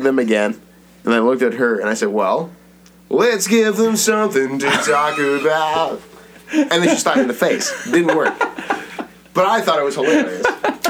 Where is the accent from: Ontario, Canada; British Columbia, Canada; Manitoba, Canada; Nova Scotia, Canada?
Ontario, Canada; Brampton; In Brampton. I grew up in Brampton.